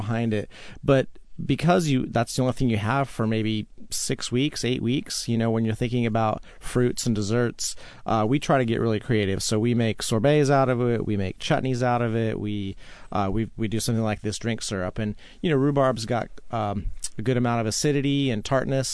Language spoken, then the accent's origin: English; Utah, United States; I grew up, I grew up in Utah